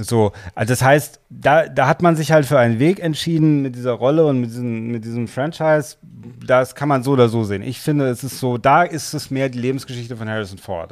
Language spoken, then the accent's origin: German; Germany; wir als Deutsche